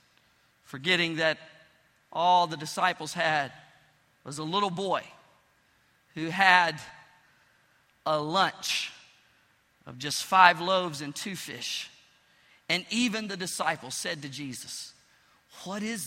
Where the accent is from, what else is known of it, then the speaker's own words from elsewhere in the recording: Pine Bluff, Arkansas, United States; moved away; I went back to my hometown, Pine Bluff, Arkansas